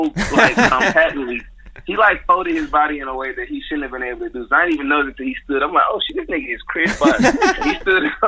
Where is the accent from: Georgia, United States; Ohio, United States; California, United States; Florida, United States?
Georgia, United States; Atlanta; I'm from the West Side